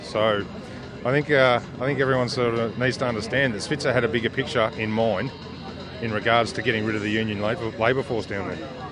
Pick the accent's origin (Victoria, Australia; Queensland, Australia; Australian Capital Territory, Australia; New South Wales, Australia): Victoria, Australia; Geelong; I'm born and bred in Geelong